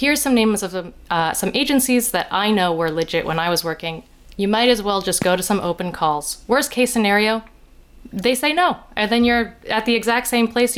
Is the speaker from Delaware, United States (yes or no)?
yes; Delaware, United States; I grew up in Delaware